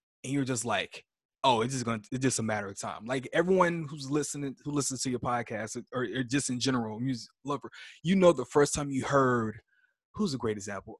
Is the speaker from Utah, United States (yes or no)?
no; Houston, Texas, United States; moved away as an adult; now in New York, United States; I'm originally from Houston